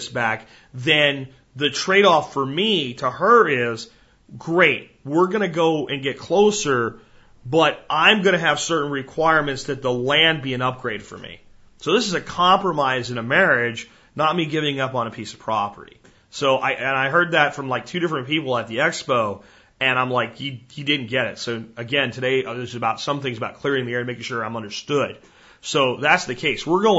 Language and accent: English; Florida, United States; also born or lived in New Jersey / Pennsylvania; I was born in Jersey and grew up in Florida and Pennsylvania.